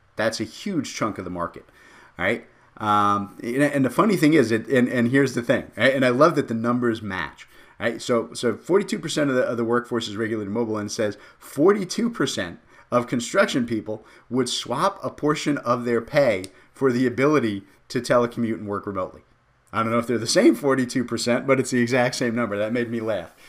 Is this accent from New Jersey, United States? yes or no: yes; Jersey City, New Jersey, United States; I come from Jersey City